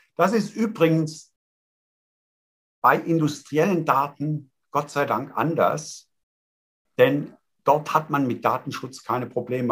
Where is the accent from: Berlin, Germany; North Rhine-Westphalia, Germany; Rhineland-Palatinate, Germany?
Rhineland-Palatinate, Germany; Eifel; Ich komme aus der Eifel, Festung Eifel